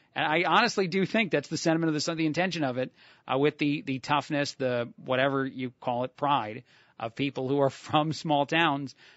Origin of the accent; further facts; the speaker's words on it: New Jersey, United States; I'm from New Jersey.